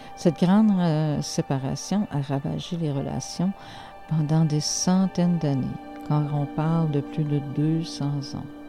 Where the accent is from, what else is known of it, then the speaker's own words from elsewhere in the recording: North Shore of Quebec, Canada; accent: Québécois; j'ai un accent québécois quand je parle, les gens me demandent mais d'où viens-tu Du Nunavik Du Nunavut Eh bien non. Je suis né sur la côte nord du Québec